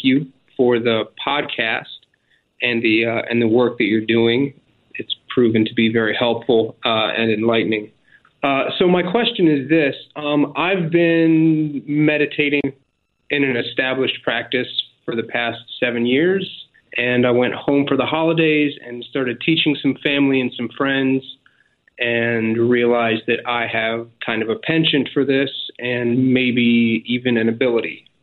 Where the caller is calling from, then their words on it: Abu Dhabi, United Arab Emirates; I'm calling from Abu Dhabi in the U A E.